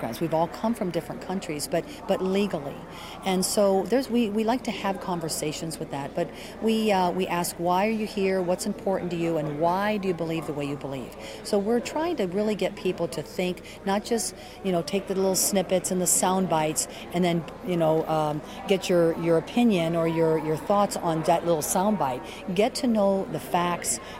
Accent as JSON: {"language": "English", "town": "Caracas", "region": "Capital District", "country": "Venezuela", "tie": "born or raised there", "moved": "yes", "lives_now": "United States", "said": "I'm not from here. I'm actually from Caracas, Venezuela."}